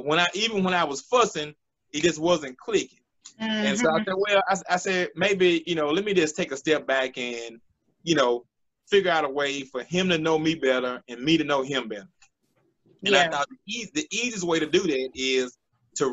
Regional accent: Hazlehurst, Mississippi, United States; now in Jackson, United States; I'm originally from Hazelhurst, Mississippi. I'm here in Jackson, Mississippi right now.

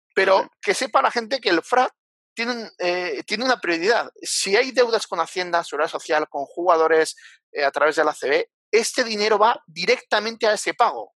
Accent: Bilbao, Basque Country, Spain; now in Zaragoza, Spain; mi tierra, ¿eh? Mi Bilbao, mi Cantábrico

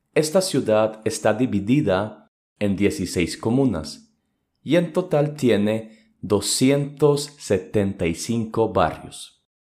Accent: Medellín, Antioquia, Colombia; soy de la ciudad de Medellín

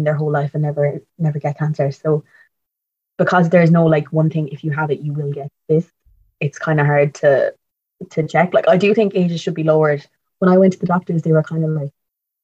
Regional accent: Tralee, Munster, Ireland; moved away as an adult; now in Cork, Ireland; I'm from Tralee, but I'm in Cork mostly because I'm in college there.

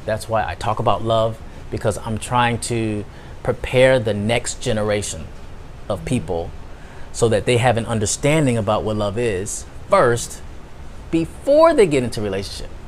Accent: United States; I'm American

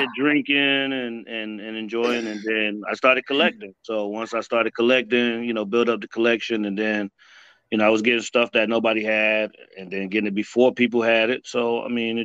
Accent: Miami, Florida, United States; I grew up in Miami

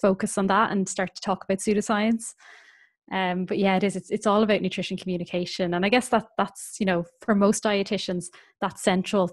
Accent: Ireland; moved away as an adult; also born or lived in Northern Ireland; now in North East England, United Kingdom; I'm from Ireland

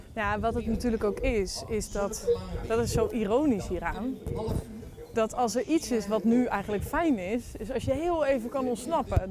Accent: North Brabant, Netherlands; als je identificeert als Brabander, iets wat ik dan heel erg doe

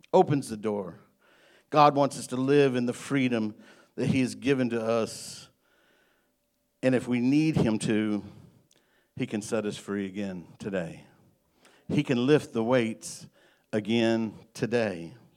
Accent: Illinois, United States; now in Greenbrier, Arkansas, United States; I'm from Illinois. I'm a Yankee

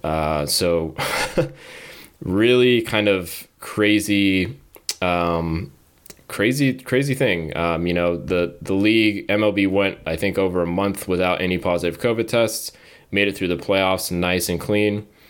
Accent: Southern California, United States; I grew up in Southern California, an Angels fan

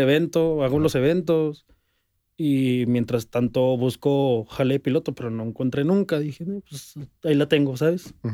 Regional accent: Ciudad Juárez, Chihuahua, Mexico; yo soy de Juárez

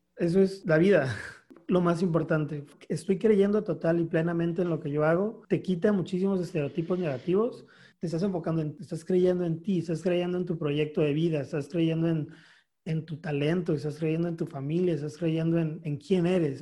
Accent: Mexicali, Baja California, Mexico; Soy de Mexicali, Baja California

